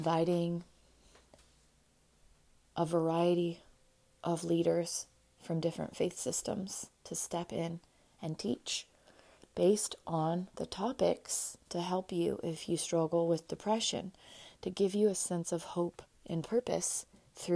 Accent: United States; I'm an American citizen

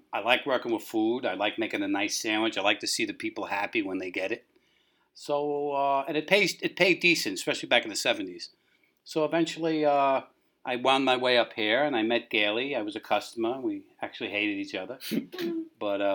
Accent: New York City, New York, United States; also born or lived in Bronx, New York; now in Larchmont, United States; I'm originally from Manhattan, born and raised, moved up to the Bronx, and then wound up here

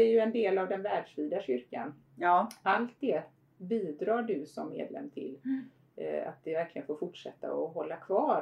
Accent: Förlanda parish, Halland County, Sweden; also born or lived in Harplinge / Steninge; jag är ju född och uppvuxen då Eh, i Förlanda församling mm. eller som numera Fjärås Förlanda

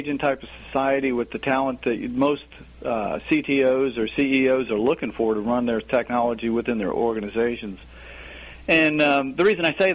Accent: Alexandria, Virginia, United States; moved away as an adult; now in Richmond, United States; I grew up in the Washington, D.C. area, pretty much Alexandria

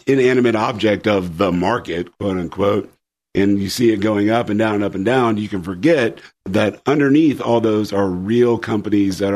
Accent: Indiana, United States; moved away; I'm from Indiana originally, grew up around IndyCar racing

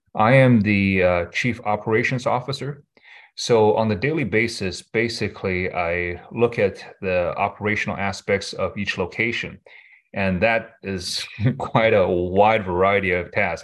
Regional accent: Michigan, United States; I grew up in Michigan, went to U of M

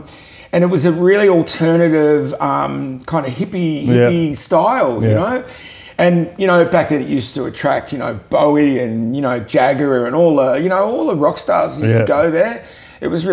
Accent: Melbourne, Victoria, Australia; I grew up in Melbourne

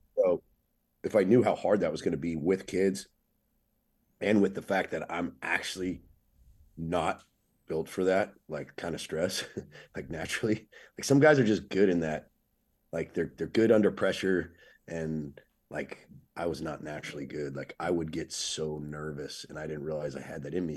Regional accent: Oceanside, California, United States; I'm a skateboarder from Oceanside, North San Diego

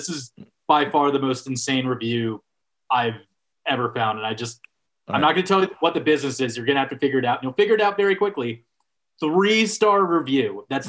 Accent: Los Angeles, California, United States; Like, I'm from Los Angeles, and I know the best tacos.

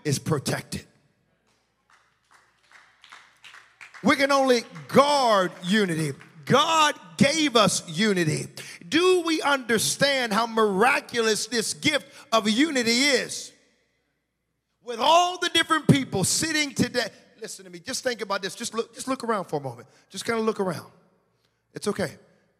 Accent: United States; moved away; I'm from the States

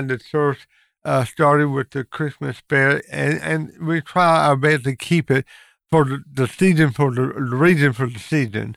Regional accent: Lincoln County, North Carolina, United States; born and raised in Lincoln County

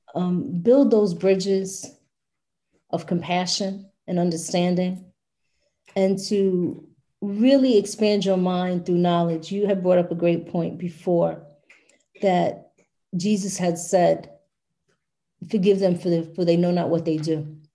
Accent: New York City, New York, United States; my hometown of brooklyn new york

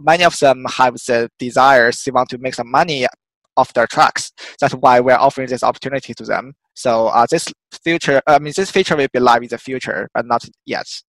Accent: China; moved away as an adult; also born or lived in United Kingdom / Australia / Boston; So I was originally from China. Um, I born and raised there

